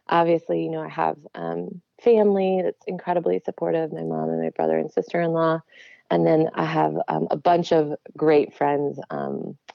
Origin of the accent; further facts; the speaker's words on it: Yorkville, Illinois, United States; also born or lived in New York; So super like OG Yorkville suburb oh, of Chicago. I know where that like, is. Yeah, yeah born and raised. yeah, so I um, was yeah, grew up there and then um, went to grad school in New York.